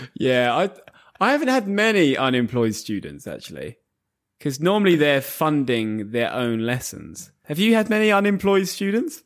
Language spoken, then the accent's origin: English; Bedford, East of England, United Kingdom; We have a, a large Asian community in Bedford, my hometown.